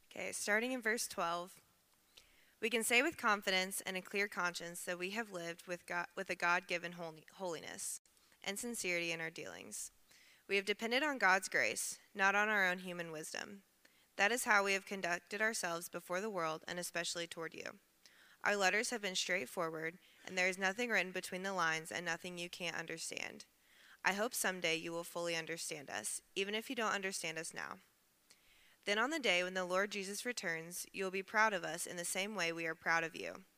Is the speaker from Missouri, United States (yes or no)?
no; Evansville, Indiana, United States; moved away as an adult; I'm originally from Evansville, Indiana, so about three hours southwest